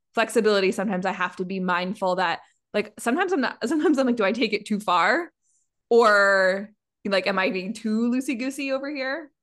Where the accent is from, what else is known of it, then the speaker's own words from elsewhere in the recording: Canada; I'm Canadian